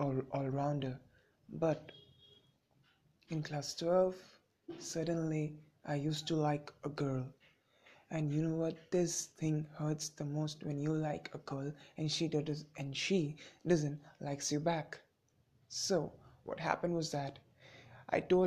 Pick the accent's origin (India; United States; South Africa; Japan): India; I am a teenager from India